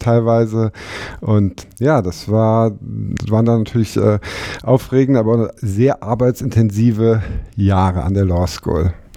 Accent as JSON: {"language": "German", "town": "Frankfurt", "region": "Hesse", "country": "Germany", "also_born_or_lived": "Hamburg", "moved": "as an adult", "said": "ich komme aus, aus Frankfurt"}